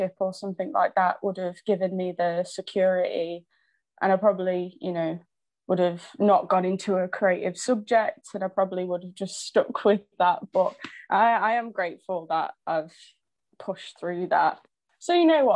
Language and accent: English; Burton-on-Trent, West Midlands, United Kingdom; moved away as an adult; now in Leeds, United Kingdom; I grew up in Burton